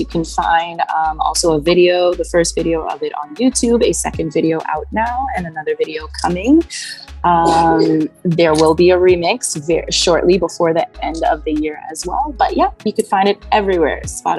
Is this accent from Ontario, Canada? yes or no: yes; Toronto, Ontario, Canada; We're all from Canada, Toronto, Canada.